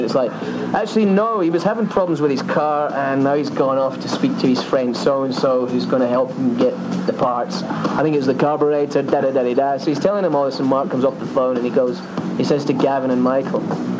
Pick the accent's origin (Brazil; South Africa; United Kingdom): South Africa; I'm actually South African.